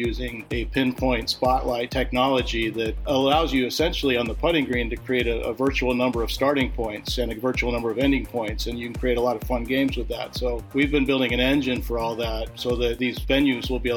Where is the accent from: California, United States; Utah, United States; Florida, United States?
California, United States; Southern; I grew up in Southern California.